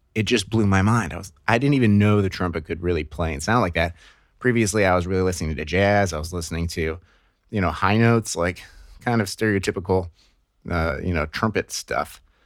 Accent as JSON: {"language": "English", "town": "Akron", "region": "Ohio", "country": "United States", "tie": "born or raised there", "said": "I grew up in Northeast Ohio and Akron, Ohio"}